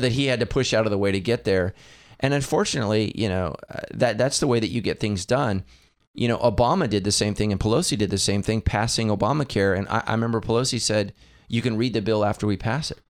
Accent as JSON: {"language": "English", "country": "United States", "said": "I am an American"}